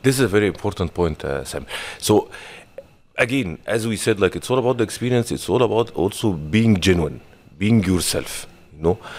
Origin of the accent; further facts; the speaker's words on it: Egypt; moved away as an adult; now in Dubai, United Arab Emirates; Originally, I'm from Egypt.